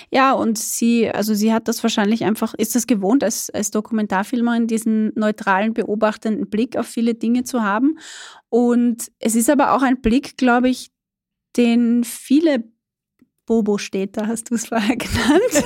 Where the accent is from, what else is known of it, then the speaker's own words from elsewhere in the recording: Burgenland, Austria; moved away as an adult; ich bin selber Burgenländerin. Ich bin da nicht geboren, aber aufgewachsen, habe da gelebt, bis ich 18 war.